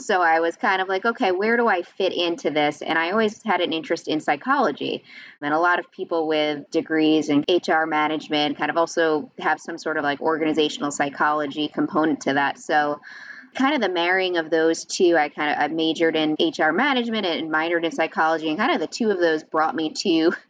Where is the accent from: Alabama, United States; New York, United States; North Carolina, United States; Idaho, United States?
New York, United States; Long Island; moved away as an adult; also born or lived in Connecticut; now in New Jersey, United States; I was born and raised on Long Island, New York